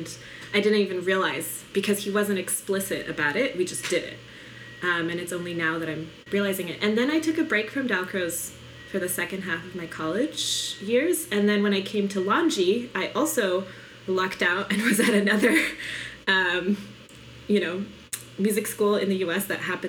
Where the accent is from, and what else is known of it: Poland; born there